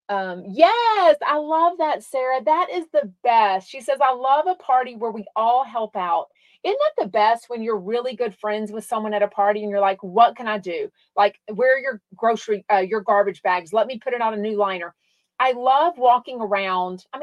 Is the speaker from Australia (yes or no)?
yes; Australia; I'm from Australia and we used to listen to him here.